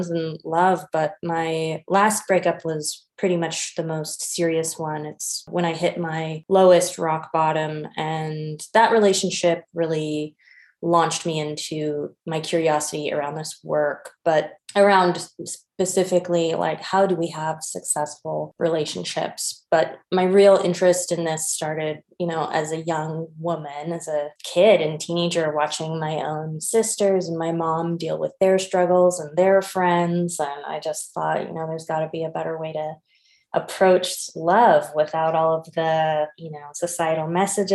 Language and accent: English; Berkeley, California, United States; moved away; I'm originally from Berkeley, California. I've been living overseas for a while